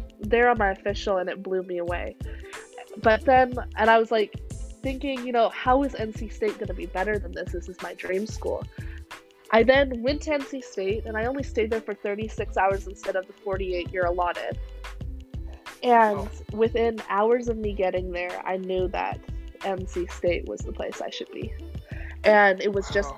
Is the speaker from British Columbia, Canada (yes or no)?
yes; Vancouver, British Columbia, Canada; moved away; I am from Vancouver, Canada, and on our TVs we would get Pac-12